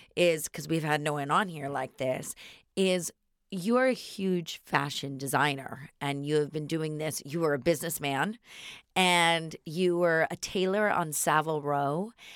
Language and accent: English; Northern California, United States; I'm from Northern California.